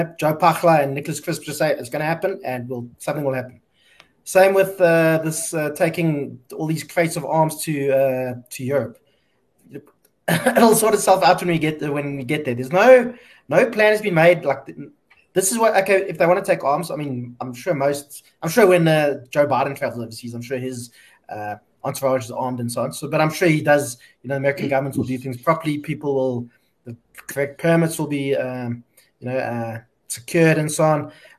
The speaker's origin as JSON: {"language": "English", "country": "South Africa", "said": "We cut corners as a South African government, and I think South Africans in general like to do, and things weren't done properly."}